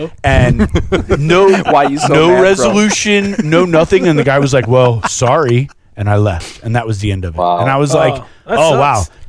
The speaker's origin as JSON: {"language": "English", "region": "Florida", "country": "United States", "tie": "born or raised there", "moved": "yes", "said": "You know, I grew up in Florida and I never went anywhere."}